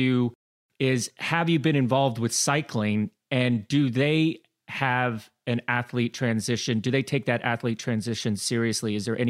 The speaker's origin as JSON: {"language": "English", "country": "United States", "moved": "as an adult", "said": "being an American athlete and having to move everything over to Europe"}